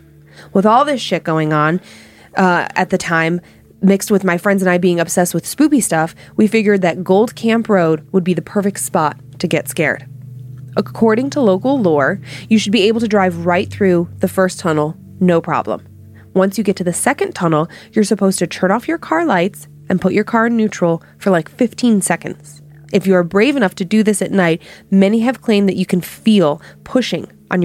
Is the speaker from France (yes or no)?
no; Monument, Colorado, United States; Growing up in Monument, there was a good amount of dark shit going on.